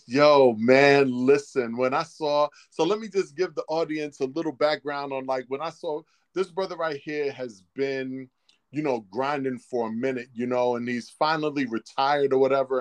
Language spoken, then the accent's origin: English; New York City, New York, United States; growing up in Harlem